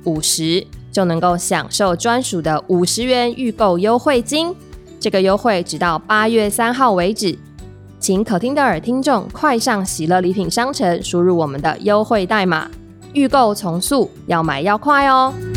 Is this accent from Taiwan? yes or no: yes; Taiwan; 我是个本省人